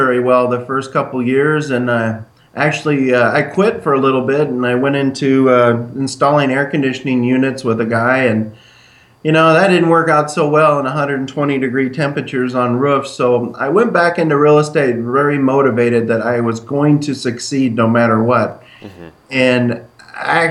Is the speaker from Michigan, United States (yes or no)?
no; Yucca Valley, California, United States; moved away as an adult; also born or lived in Lake Havasu City, Arizona; I grew up in a small town called Yucca Valley, California, just above Palm Springs